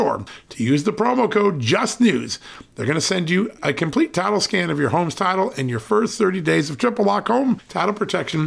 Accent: Virginia, United States; in my home state of Virginia

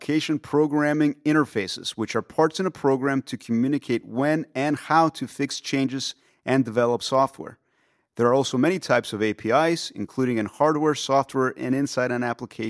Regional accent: California, United States; when people like Gabriel or myself were growing up in the Bay Area.

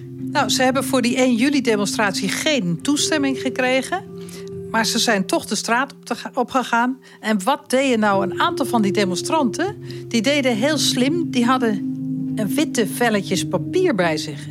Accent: Netherlands; ik als Nederlander, wonende in Nederland

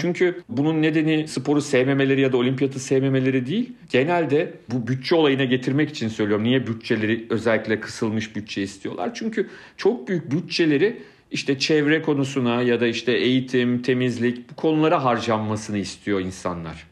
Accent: Turkey; ben de Türkiye'denim

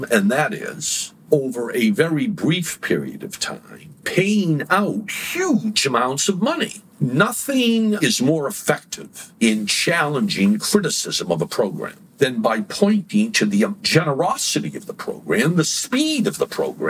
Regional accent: Massachusetts, United States; I'm from Massachusetts

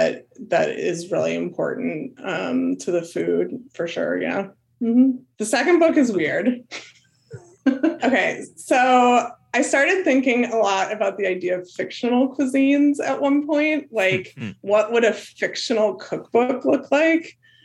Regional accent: Wisconsin, United States; now in Austin, United States; because I'm from Wisconsin and I live in Texas

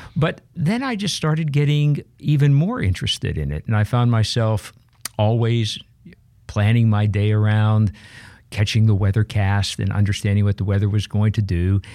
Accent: Pittsburgh, Pennsylvania, United States; I grew up in Pittsburgh, Pennsylvania

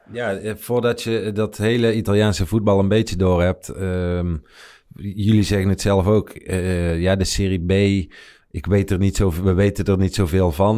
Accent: Netherlands; wij, zeg maar, als Nederlanders

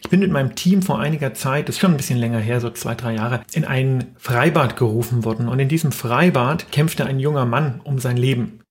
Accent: Erlangen, Bavaria, Germany; Ich komme ja aus Erlangen in Franken

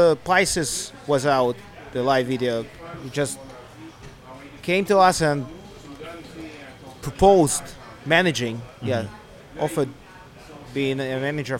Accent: Eastern Ukraine, Ukraine; moved away as an adult; We originally come from the east of Ukraine, the region which is in the war at the moment.

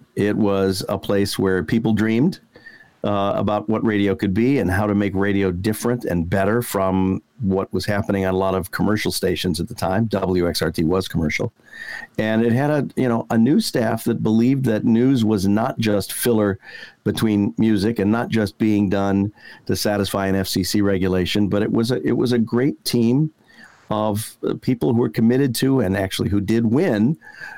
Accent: Detroit, Michigan, United States; moved away; my favorite radio station growing up in the Detroit area, WXYZ

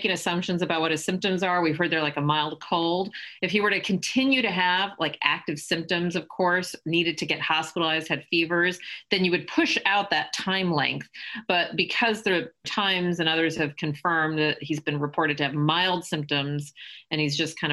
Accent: United States; as an American

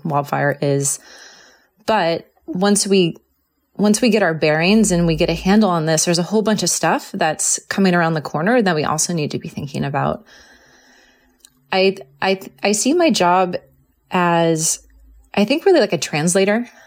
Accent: Southern California, United States; also born or lived in San Diego; I grew up in Southern California where fires were not there

